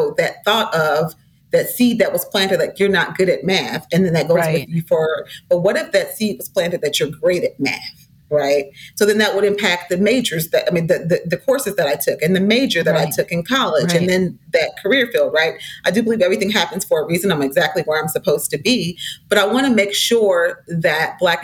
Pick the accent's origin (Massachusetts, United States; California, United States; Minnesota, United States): Minnesota, United States; St. Paul; I was raised in St. Paul, Minnesota, in the 70s